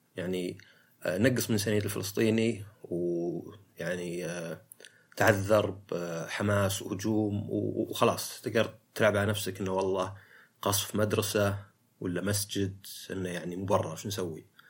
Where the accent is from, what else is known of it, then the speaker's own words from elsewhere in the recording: Saudi Arabia; عندنا في السعودية